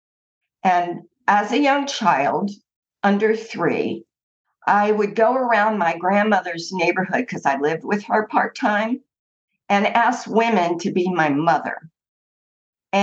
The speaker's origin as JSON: {"language": "English", "region": "East Coast of the United States", "country": "United States", "tie": "born or raised there", "said": "I grew up on the East Coast of the United States, in what was considered basically a Jewish middle-class neighborhood."}